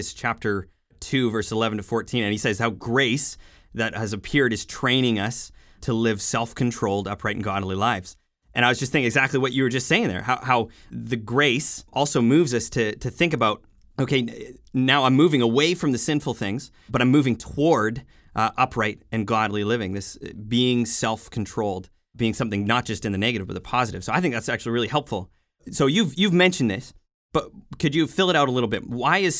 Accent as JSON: {"language": "English", "town": "Jasper", "region": "Alberta", "country": "Canada", "tie": "born or raised there", "said": "I was raised in Jasper, Alberta, out in the Rocky Mountains."}